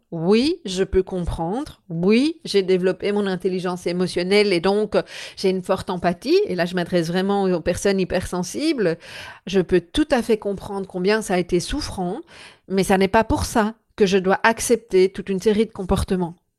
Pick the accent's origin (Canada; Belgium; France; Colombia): Belgium; chez nous en Belgique